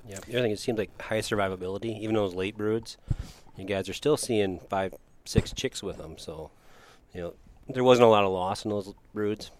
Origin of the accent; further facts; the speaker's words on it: Watertown, South Dakota, United States; growing up in Watertown